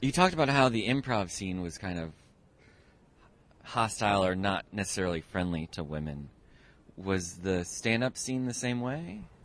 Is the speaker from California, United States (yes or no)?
no; Connecticut, United States; I grew up in Connecticut